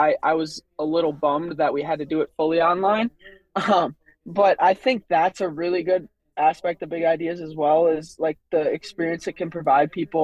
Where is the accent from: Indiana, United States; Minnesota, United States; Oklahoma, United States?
Minnesota, United States; Waterville; I grew up on Lake Tatonka, which is in Waterville, which is like a, 20-30 minute drive from Mankato east towards Faribault